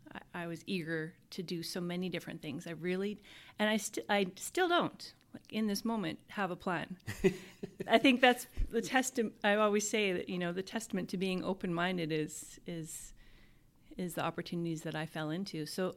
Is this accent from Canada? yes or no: yes; Alberta, Canada; also born or lived in Yellowknife, Canada; I say I'm from Alberta because I lived in so much of it. In the north, it was not, picking up and moving for an opportunity was second nature. So living in Yellowknife it's such a vibrant, welcoming community.